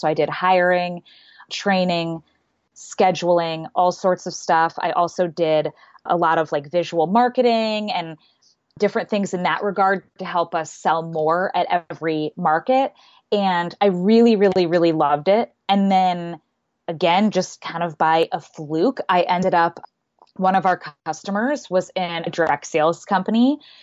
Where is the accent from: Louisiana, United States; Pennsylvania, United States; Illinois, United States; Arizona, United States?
Arizona, United States; Phoenix; moved away as an adult; also born or lived in New York City / Seattle; I grew up in Phoenix and I wanted to live in New York City for college